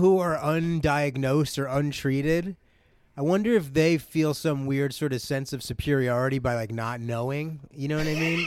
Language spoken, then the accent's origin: English; New Jersey, United States